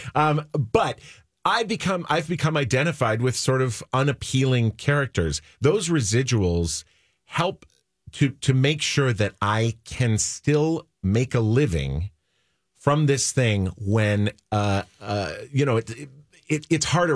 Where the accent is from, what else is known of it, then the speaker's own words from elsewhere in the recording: Minnesota, United States; I was not born in Minnesota, but I grew up in Minnesota